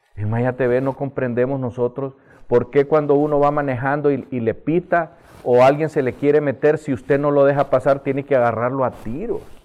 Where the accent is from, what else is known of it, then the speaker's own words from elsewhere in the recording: Honduras; No podemos seguir viviendo así los hondureños